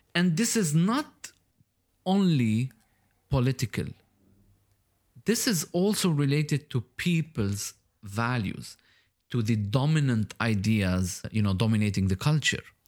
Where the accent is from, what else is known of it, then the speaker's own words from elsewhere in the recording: Lebanon; now in Dubai, United Arab Emirates; I was born in Lebanon. And now I live in Dubai, in the U